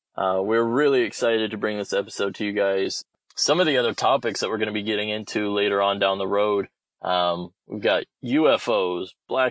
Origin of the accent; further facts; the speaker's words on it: Ohio, United States; We are originally from Ohio, but we have since moved just about everywhere in the country, it seems.